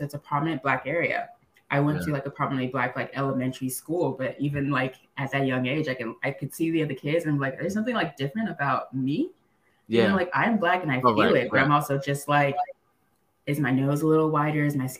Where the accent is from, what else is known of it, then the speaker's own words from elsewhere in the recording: Cameroon; Yeah, I'm from Cameroon. So I was born in Cameroon. My family's from Cameroon, from the previously, like, French colonized part.